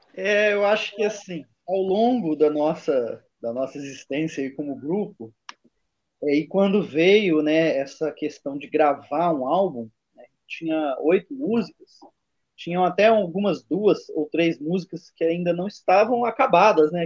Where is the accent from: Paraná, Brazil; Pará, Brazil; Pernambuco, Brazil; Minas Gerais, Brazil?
Minas Gerais, Brazil; eu sou mineiro